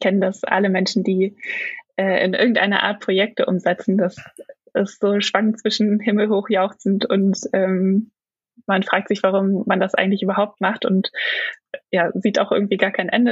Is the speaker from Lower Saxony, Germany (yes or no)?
yes; Braunschweig, Lower Saxony, Germany; also born or lived in Stuttgart; now in Leipzig, Germany; aufgewachsen bin ich in Braunschweig